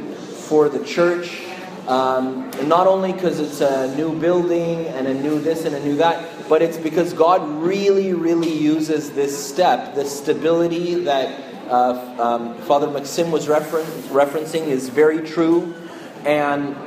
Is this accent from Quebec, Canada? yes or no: yes; Montreal, Quebec, Canada; now in Toronto, Canada; I grew up in Montreal